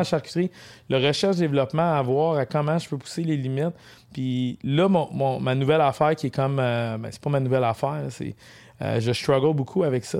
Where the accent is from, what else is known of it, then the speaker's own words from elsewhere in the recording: Mont-Laurier region, Quebec, Canada; je suis de la région de Mont-Laurier. C'est sûr, je suis pas natif de Mont-Laurier.